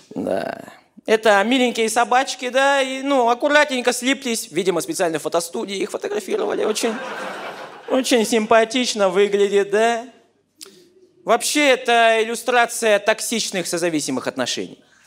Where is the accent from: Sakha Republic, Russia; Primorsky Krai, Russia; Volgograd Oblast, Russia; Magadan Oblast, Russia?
Sakha Republic, Russia; Yakutia; я из Якутии